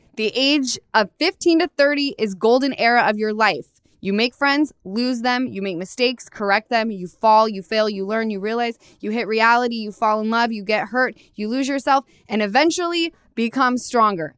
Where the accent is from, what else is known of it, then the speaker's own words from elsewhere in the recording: Utah, United States; now in Los Angeles, United States; I come from Utah